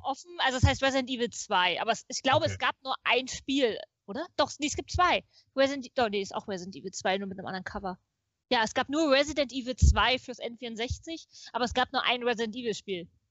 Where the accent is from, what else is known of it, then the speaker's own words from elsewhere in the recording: Potsdam, Brandenburg, Germany; ich bin in Potsdam geboren, in Potsdam zur Schule gegangen, habe in Potsdam studiert